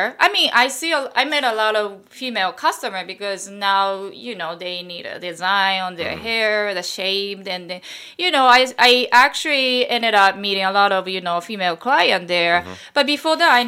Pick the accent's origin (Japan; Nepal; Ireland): Japan; moved away as an adult; now in New York, United States; And I'm Japanese. I'm from Japan.